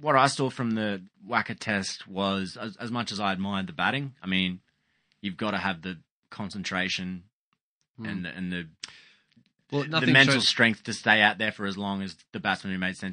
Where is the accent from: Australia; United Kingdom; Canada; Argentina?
Australia; as an Australian